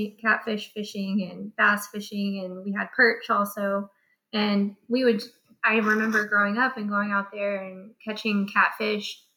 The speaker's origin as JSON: {"language": "English", "town": "Navasota", "region": "Texas", "country": "United States", "tie": "born or raised there", "also_born_or_lived": "Arizona", "said": "I grew up in Navasota, Texas, on a cattle ranch."}